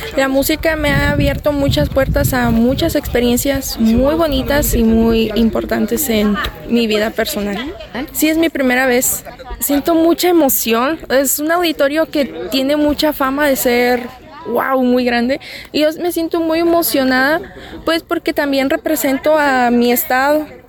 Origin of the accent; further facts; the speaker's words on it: Nuevo Laredo, Tamaulipas, Mexico; Yo vengo desde Nuevo Laredo, en mi Mataulipas